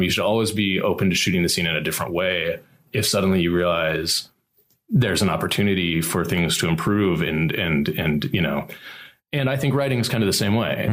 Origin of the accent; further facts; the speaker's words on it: Columbia, Missouri, United States; moved away as an adult; now in Los Angeles, United States; my hometown of Columbia, Missouri